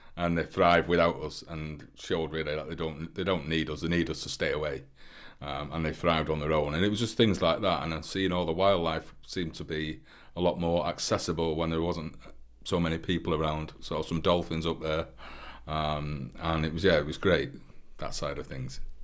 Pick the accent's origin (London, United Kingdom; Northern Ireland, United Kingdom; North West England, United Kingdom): North West England, United Kingdom; Manchester; now in St Ives, United Kingdom; I'm from Manchester, but I've lived in St Ives for 15 years now.